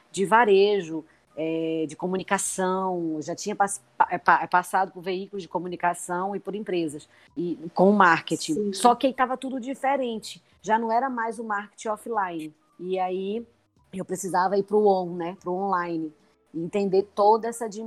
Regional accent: Pernambuco, Brazil; É, eu sou, como eu falei, né, eu sou pernambucana e resolvi é, apostar no meu negócio aqui.

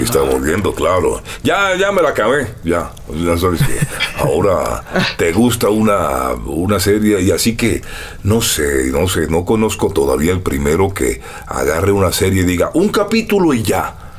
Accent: Barranquilla, Atlántico, Colombia; moved away as an adult; now in Mexico

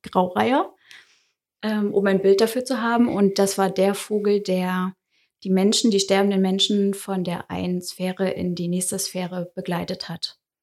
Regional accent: Saxony-Anhalt, Germany; moved away as an adult; also born or lived in Dessau; now in Dresden, Germany; Also ich komme ursprünglich aus Sachsen-Anhalt

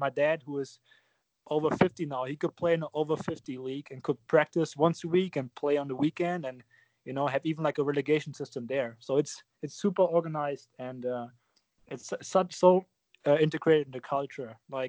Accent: Germany; English is a second language; moved away as an adult; now in United States; So I played for my hometown club, and then I kind of moved on to play for a regional team and just play for better and better teams. But it's huge in Germany

